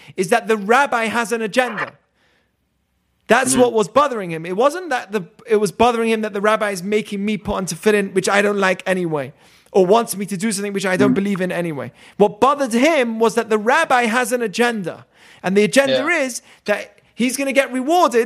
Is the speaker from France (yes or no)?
no; England, United Kingdom; now in United States; I have triple loyalty: Israel, America, and England. England's where my family is.